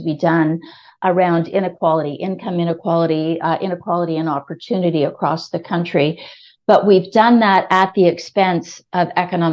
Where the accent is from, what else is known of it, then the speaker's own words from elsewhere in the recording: Kitchener, Ontario, Canada; also born or lived in Hong Kong; now in Toronto, Canada; I grew up in Kitchener-Waterloo, so I'm a KW girl originally.